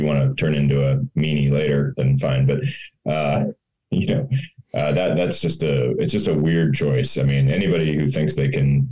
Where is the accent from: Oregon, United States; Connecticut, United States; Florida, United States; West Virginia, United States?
Florida, United States; moved away; also born or lived in Missouri / Chicago; I grew up in Florida